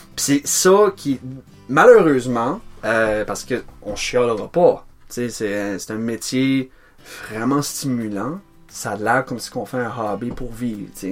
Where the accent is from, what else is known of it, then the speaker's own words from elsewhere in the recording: Nigadoo, New Brunswick, Canada; je suis né là, euh, j'ai grandi là